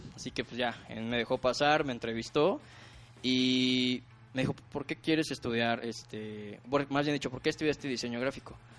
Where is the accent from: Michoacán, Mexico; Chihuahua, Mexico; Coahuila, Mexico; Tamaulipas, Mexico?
Tamaulipas, Mexico; Ciudad Mante; yo soy de Tamaulipas, de una pequeña ciudad que se llama Ciudad Mante, Tamaulipas